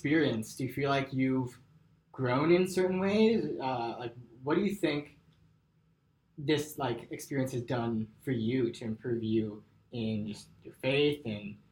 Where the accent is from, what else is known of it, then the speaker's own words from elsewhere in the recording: Northeast, United States; now in Nashville, United States; growing up in the Northeast.